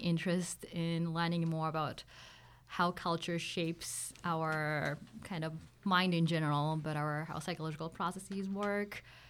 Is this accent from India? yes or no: no; Japan; moved away as an adult; now in United States; So originally I'm from Japan, and that's where I grew up. I went to high school. I still have my families there.